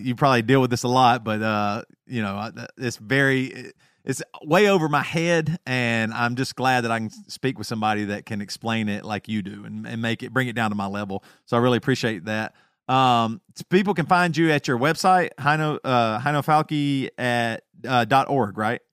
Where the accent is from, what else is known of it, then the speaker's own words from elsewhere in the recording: the South, United States; accent: Southern; my Southern accent